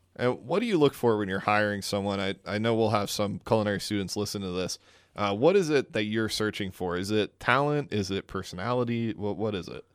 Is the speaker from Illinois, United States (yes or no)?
no; New Jersey, United States; moved away; I'm from New Jersey